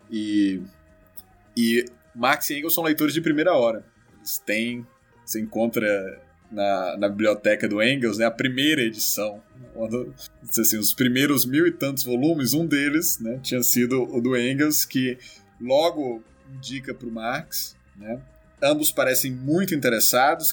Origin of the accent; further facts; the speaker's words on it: Ceará, Brazil; sou cearense